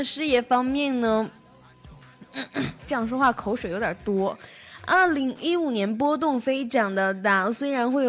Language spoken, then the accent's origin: Chinese; Taiwan; 我台湾人不知道“贼”是什么意思，“贼拉高”吗？